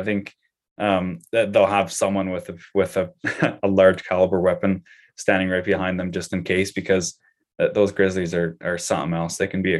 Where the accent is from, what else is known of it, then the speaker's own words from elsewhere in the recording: Canada; So I think as just a Canadian citizen, I can still go to Alberta